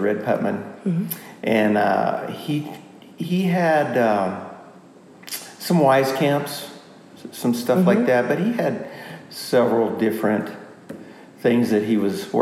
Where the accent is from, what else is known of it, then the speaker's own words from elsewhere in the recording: Greeley, Colorado, United States; I grew up in the Greeley area